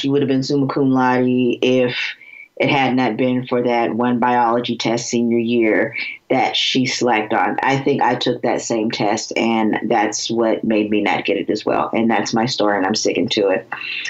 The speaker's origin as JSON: {"language": "English", "region": "Florida", "country": "United States", "moved": "yes", "lives_now": "Cincinnati, United States", "said": "I'm from Florida, and I'm currently practicing in Cincinnati, Ohio."}